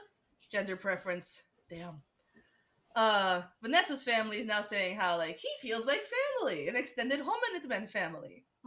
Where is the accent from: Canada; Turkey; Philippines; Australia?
Turkey; Istanbul; I'm from Bolis. We're from Bolis.